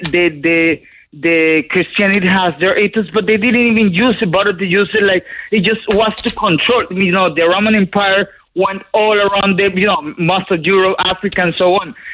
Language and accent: English; Colombia; now in Ireland; I grew up in South America, in Colombia, you know, a really Catholic country.